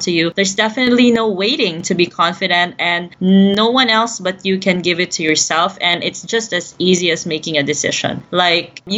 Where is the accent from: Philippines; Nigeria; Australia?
Philippines; I'm based in Southeast Asia, and I've been born and raised in the Philippines